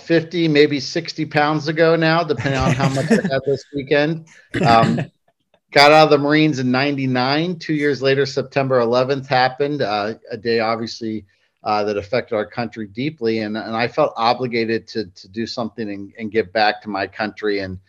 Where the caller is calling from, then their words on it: Hilton Head Island, South Carolina, United States; I'm coming in from Hilton Head Island, South Carolina. And it's kind of funny, we just moved down here several months ago